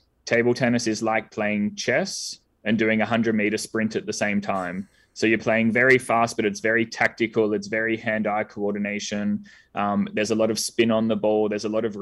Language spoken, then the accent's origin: English; Australia; moved away; I'm originally from Australia, you might have picked up from the accent